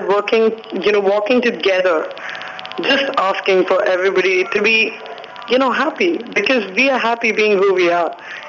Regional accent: Hyderabad, Telangana, India; Hyderabad Pride, well, that's home pride for me. It was just great that, you know, finally my hometown had its first pride

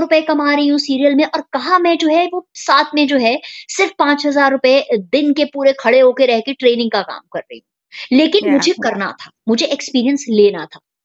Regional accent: Lucknow, Uttar Pradesh, India; moved away; मैं लखनऊ को बिलोंग करती हूँ जो कि उत्तर प्रदेश में है इंडिया में और वही मेरी स्कूलिंग हुई है

